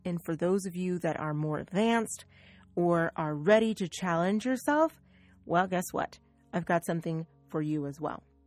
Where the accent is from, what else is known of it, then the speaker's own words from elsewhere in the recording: United States; I am an American. I'm from the United States, in fact.